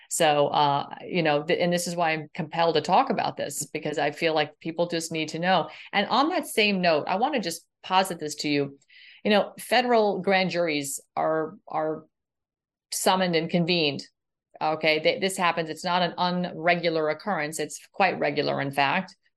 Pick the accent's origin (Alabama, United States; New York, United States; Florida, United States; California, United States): Florida, United States; my home state of Florida